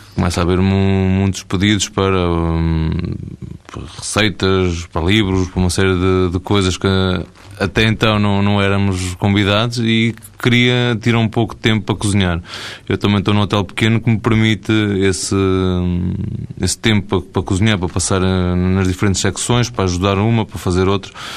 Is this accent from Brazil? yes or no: no; Beira, Portugal; eu sou da Beira